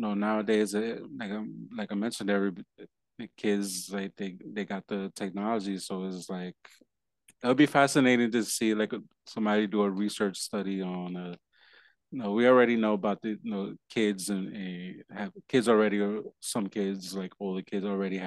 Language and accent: English; Puerto Rico; also born or lived in New York; now in Delaware, United States; me being Puerto Rican